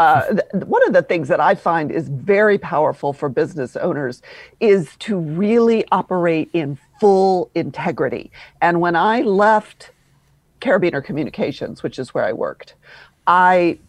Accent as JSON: {"language": "English", "town": "Louisville", "region": "Kentucky", "country": "United States", "accent": "Southern drawl", "moved": "as an adult", "lives_now": "Atlanta, United States", "said": "I'm originally from Louisville, Kentucky"}